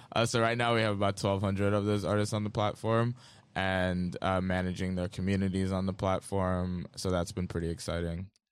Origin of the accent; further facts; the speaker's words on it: Lagos, Nigeria; I grew up in Lagos, Nigeria, in a family of artists